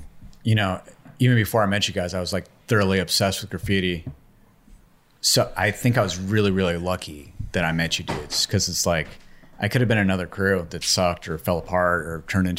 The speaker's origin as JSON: {"language": "English", "town": "Calabasas", "region": "California", "country": "United States", "said": "I'm from the Valley, the rough part of the Valley called Calabasas."}